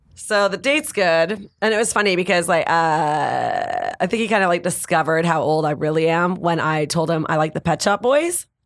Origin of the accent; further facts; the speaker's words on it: Canada; now in Los Angeles, United States; I'm from Canada